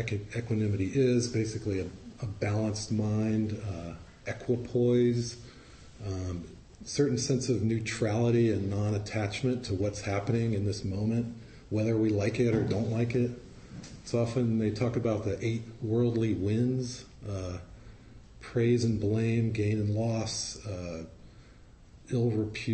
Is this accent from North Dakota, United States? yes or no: no; Virginia, United States; I'm from the South. I'm from Virginia